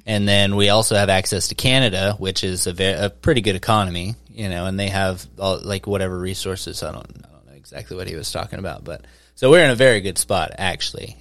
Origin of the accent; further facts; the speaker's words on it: Mena, Arkansas, United States; growing up, I remember growing up in Mena